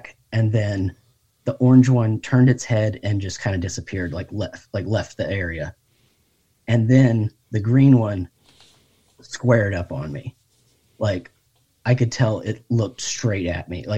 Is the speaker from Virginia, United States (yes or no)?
yes; Fredericksburg, Virginia, United States; now in Richmond, United States; I'm from Fredericksburg originally.